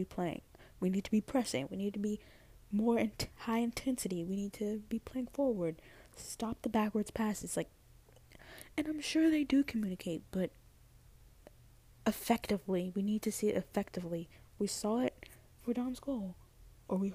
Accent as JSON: {"language": "English", "country": "United States", "accent": "American", "said": "my little American accent."}